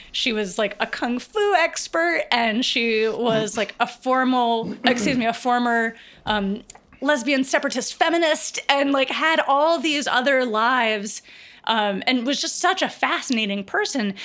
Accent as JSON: {"language": "English", "region": "rural Virginia", "country": "United States", "tie": "born or raised there", "said": "I grew up in rural Virginia."}